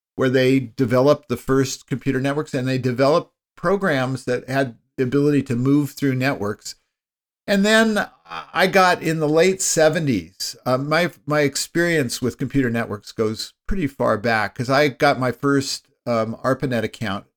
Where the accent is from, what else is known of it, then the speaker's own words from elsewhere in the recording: Palo Alto, California, United States; I grew up in Palo Alto, California, which ended up being, uh, part of Silicon